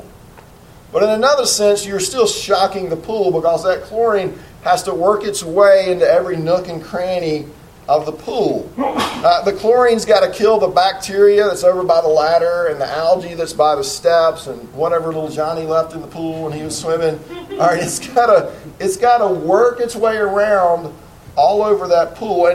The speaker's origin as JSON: {"language": "English", "country": "United States", "said": "as an American citizen"}